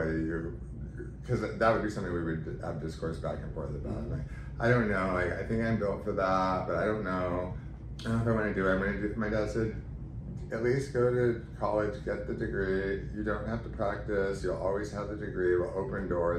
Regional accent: Fullerton, California, United States; I was born in Orange County, Fullerton. My whole family is from Pittsburgh. So I was a late in life baby that ended up when my parents relocated here to Southern California. Grew up in Orange County

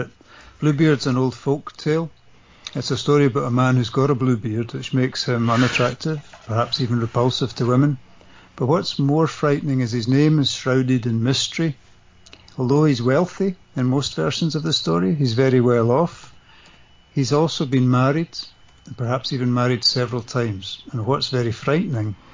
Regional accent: Scotland, United Kingdom; I'm Scottish and I grew up in the 70s.

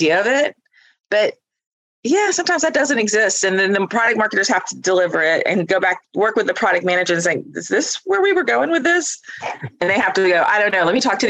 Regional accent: Northwest Florida, United States; I am from Northwest Florida

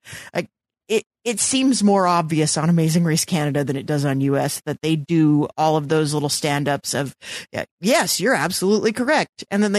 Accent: New York, United States; as a New Yorker

